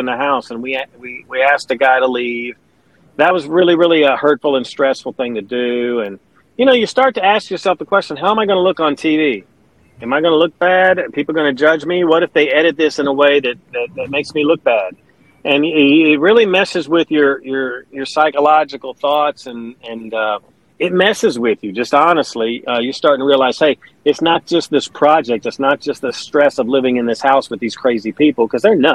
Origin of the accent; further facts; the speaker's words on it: Owensboro, Kentucky, United States; moved away as an adult; also born or lived in Wisconsin / Phoenix, Arizona / Baltimore, Maryland / Pikeville, Kentucky; now in Alabama, United States; Now, my dad, and that's where I say I'm from, because I lived in Owensboro, Kentucky for 22 years.